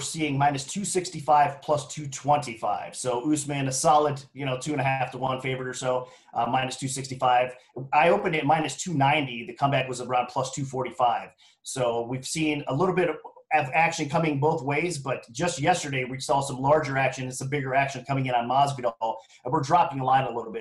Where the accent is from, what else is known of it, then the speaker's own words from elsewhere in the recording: Ohio, United States; moved away as an adult; now in Las Vegas, United States; I was born and raised in Ohio, so I always got to show some love for you know my home state or whatnot. Now I'm relocated, obviously, to Las Vegas